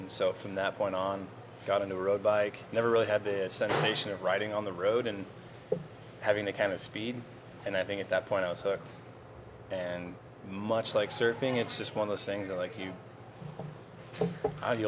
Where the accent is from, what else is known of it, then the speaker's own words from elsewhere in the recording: Hollister, California, United States; moved away as an adult; now in Las Vegas, United States; I grew up in the Monterey Bay area, Hollister, California, specifically